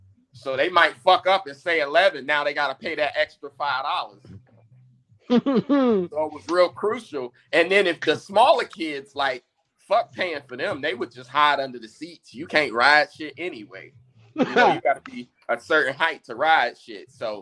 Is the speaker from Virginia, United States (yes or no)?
no; Indianapolis, Indiana, United States; I'm from Indianapolis.